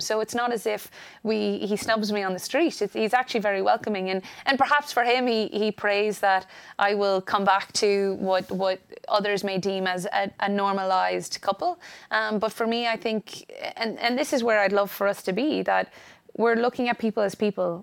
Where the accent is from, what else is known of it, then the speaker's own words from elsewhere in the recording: Ireland; also born or lived in United States; I'm an Irish. I, I, was born in the States, but educated in Ireland